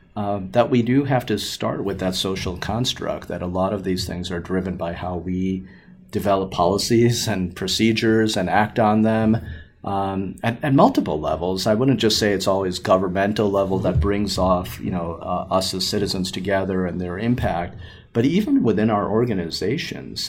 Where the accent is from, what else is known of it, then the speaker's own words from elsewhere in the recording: Chicago, Illinois, United States; also born or lived in Naperville, Illinois; growing up in the Chicagoland area um, and doing all of my schooling and training here